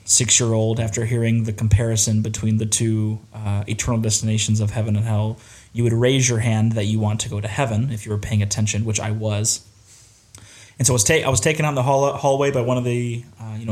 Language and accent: English; Bloomington, Indiana, United States; I was born in Bloomington, Indiana